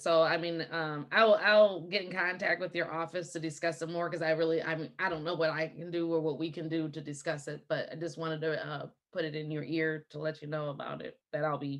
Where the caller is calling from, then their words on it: Lathrop Village, Michigan, United States; I'm calling in from Lathrop Village, Michigan, in Oakland County